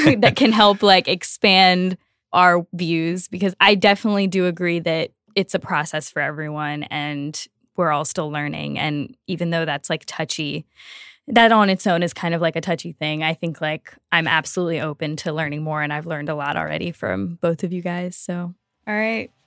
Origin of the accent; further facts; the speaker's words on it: Louisiana, United States; I am from Louisiana